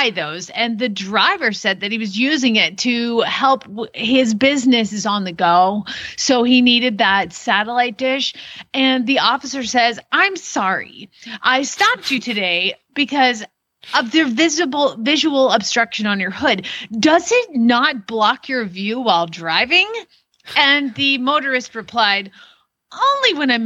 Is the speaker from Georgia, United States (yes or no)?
yes; Atlanta, Georgia, United States; We're going to move to my hometown of Atlanta, Georgia.